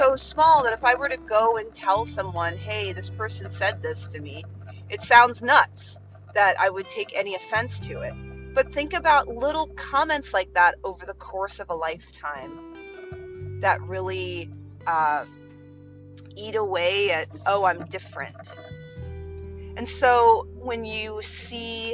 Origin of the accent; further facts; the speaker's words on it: Chicago, Illinois, United States; I was born in Chicago